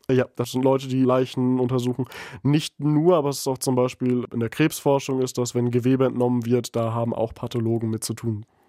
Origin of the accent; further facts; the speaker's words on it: East Frisia, Lower Saxony, Germany; moved away as an adult; also born or lived in Aurich; now in Bremen, Germany; ich komme aus Ostfriesland